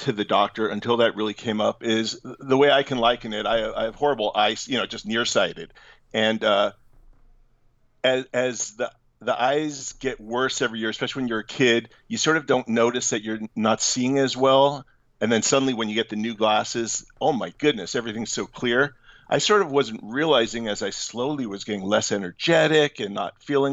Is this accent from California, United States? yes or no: yes; San Francisco Bay Area, California, United States; I'm from the Bay Area, the San Francisco Bay Area